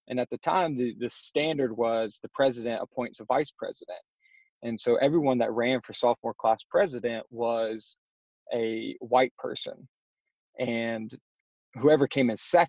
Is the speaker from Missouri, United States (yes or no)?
no; North Carolina, United States; born and raised in Rowan, North Carolina